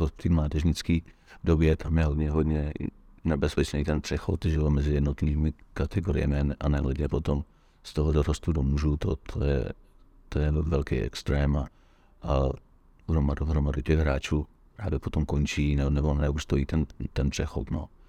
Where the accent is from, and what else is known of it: Czechia